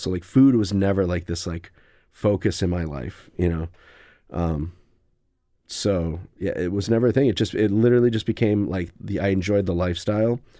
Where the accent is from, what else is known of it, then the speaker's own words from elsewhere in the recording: New London, Wisconsin, United States; now in Madison, United States; I'm from Wisconsin. I'm from New London, Wisconsin